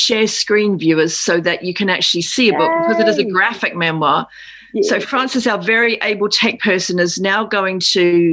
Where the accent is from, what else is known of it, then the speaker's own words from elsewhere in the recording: Auckland, New Zealand; I'm also from West Auckland